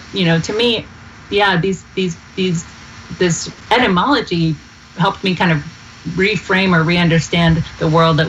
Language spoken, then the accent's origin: English; Georgia, United States; Even though we're both from Georgia.